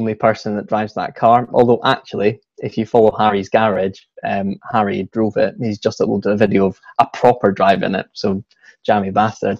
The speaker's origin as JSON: {"language": "English", "region": "Scotland", "country": "United Kingdom", "accent": "Scottish"}